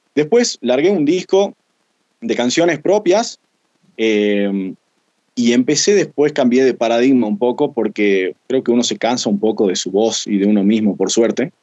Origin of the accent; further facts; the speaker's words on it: Jujuy, Argentina; tengo 28 años, soy de Jujuy